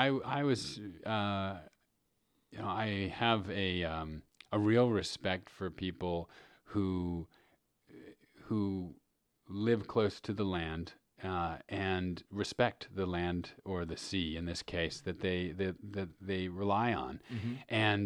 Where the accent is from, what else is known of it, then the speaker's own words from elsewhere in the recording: New York City, New York, United States; When I was growing up in New York City, I grew up in Manhattan